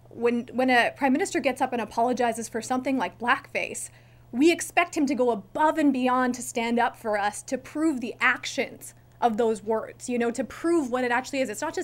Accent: Canada; as a Canadian

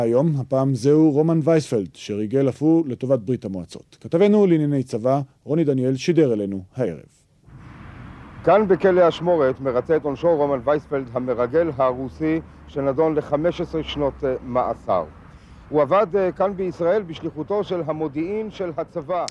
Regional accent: Maoz Haim, Northern District, Israel; also born or lived in Baghdad; גדלתי בקיבוץ מעוז חיים, חרשתי בשדה על יד הירדן

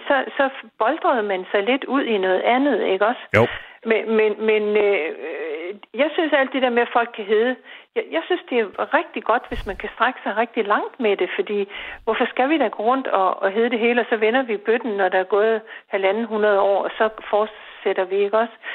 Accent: Brande, Central Denmark Region, Denmark; moved away; jeg voksede op i Brande. Det er jo sådan en lille vestjysk

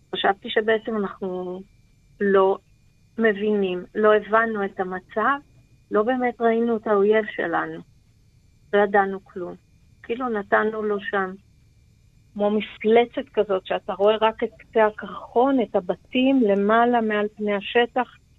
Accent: Be'eri, Southern District, Israel; נולדתי בבארי, נולדתי, אה, גדלתי, התחנכתי בבארי

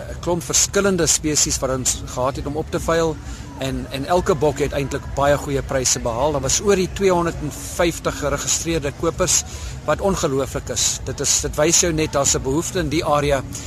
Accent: Eastern Cape, South Africa; moved away; ek kom oorspronklik van die Oos-Kaap af

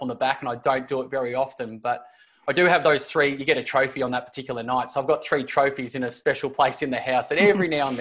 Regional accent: Bendigo, Victoria, Australia; I'm originally from the country, so I grew up in Bendigo, which is country Victoria

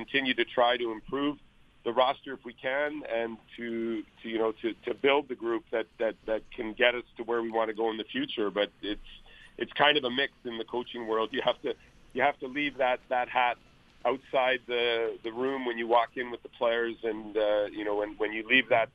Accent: Winnipeg, Manitoba, Canada; moved away; Winnipeg, my hometown where I was born

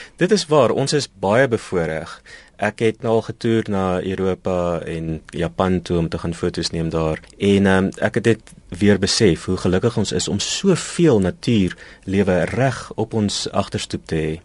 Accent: Pretoria, Gauteng, South Africa; ek het in Pretoria groot geword

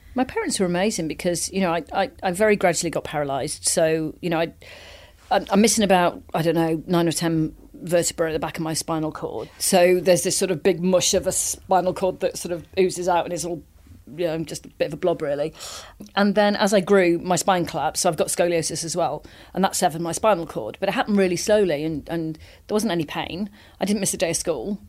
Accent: Wales, United Kingdom; I grew up in Wales

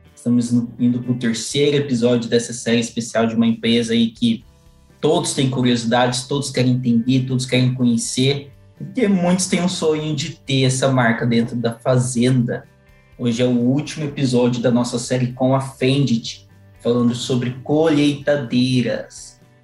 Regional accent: Mato Grosso, Brazil; Eu sou aqui do Mato Grosso

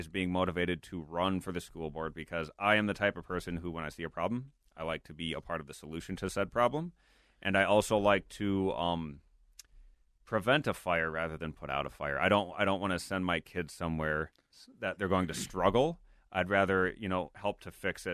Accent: Blaine, Minnesota, United States; I grew up in Blaine, lived there almost my entire life. We still live there.

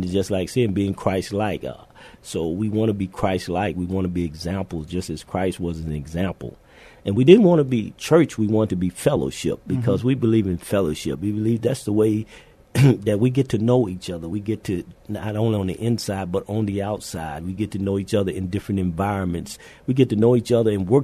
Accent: Louisiana, United States; moved away as an adult; also born or lived in Minot, North Dakota / Fairbanks, Alaska / Honolulu, Hawaii / Naples, Italy; now in San Antonio, United States; We're originally from Louisiana

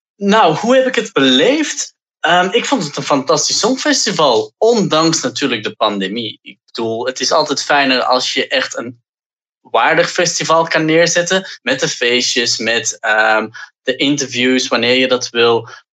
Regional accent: Antwerp, Flanders, Belgium; dat is ook mijn geboortestad

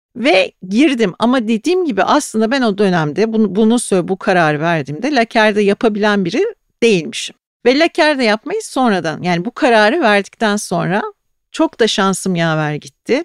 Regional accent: Ayancık, Sinop, Turkey; now in Istanbul, Turkey; çocukluğumda Karadeniz'de Sinopluyum ben. Sinop'ta, Ayancık'ta her evde tuzlu balık yapılırdı.

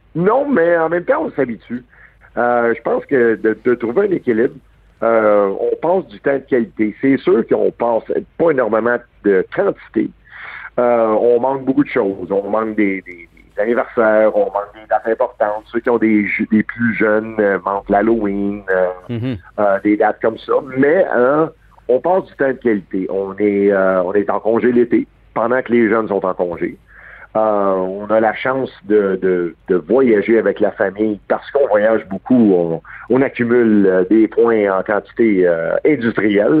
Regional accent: Montreal, Quebec, Canada; je suis né à Verdun. Euh, un gars de Verdun

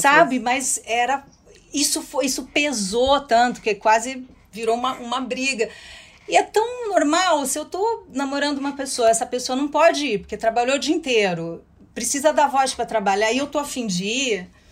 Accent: interior of São Paulo, Brazil; eu sou do interior de São Paulo

